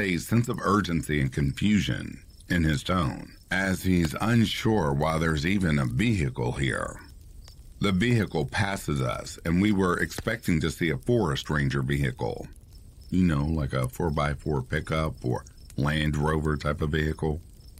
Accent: Ohio, United States; I grew up in the Midwest, Ohio to be more specific. The town, village as we grew up calling it, was not large by any means, around 40 to 50 people at most.

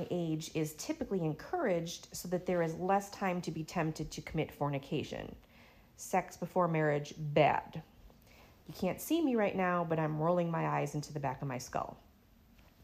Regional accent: Syracuse, New York, United States; moved away as an adult; now in Florida, United States; I was born in 1977 in Syracuse, New York.

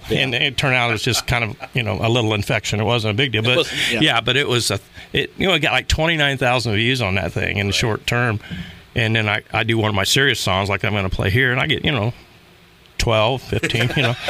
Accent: Bunker Hill, United States; Yes, I was from Bunker Hill.

